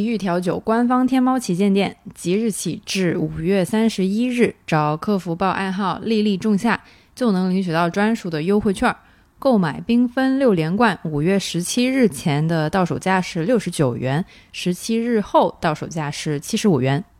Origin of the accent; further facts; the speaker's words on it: Guangdong, China; 作为广东人，夏天没有荔枝是不完整的。